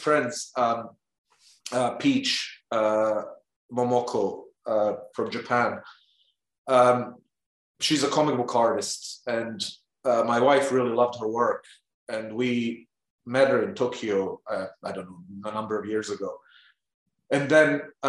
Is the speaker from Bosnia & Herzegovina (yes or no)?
yes; Bosnia & Herzegovina; English is a second language; moved away; I'm originally from Bosnia, and you know, it was part of Yugoslavia when I was, you know, I was born in Yugoslavia.